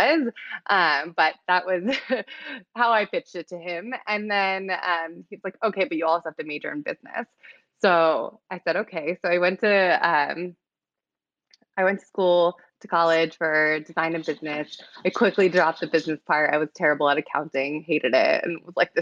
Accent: San Diego, California, United States; I grew up in San Diego, in California

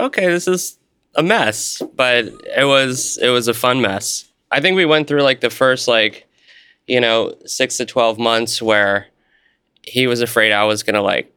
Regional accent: New York City, New York, United States; moved away as an adult; now in Portland, United States; I grew up in New York

